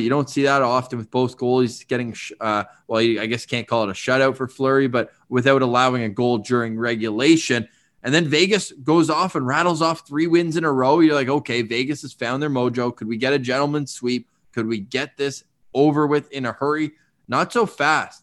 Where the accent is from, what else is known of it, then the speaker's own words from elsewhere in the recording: Canada; As a Canadian